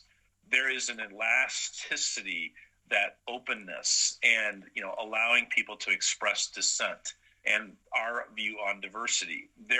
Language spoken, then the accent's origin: English; United States; as an American